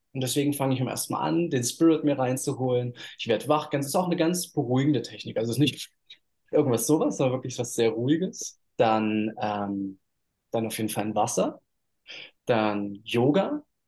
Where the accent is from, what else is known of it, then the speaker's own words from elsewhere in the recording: Halle, Saxony-Anhalt, Germany; moved away as an adult; also born or lived in Bali, Indonesia; now in Uluwatu, Indonesia; ich bin in Halle Neustadt groß geworden